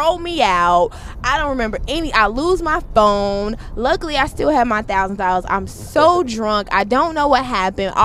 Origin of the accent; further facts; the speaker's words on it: Chicago, Illinois, United States; I'm from Chicago.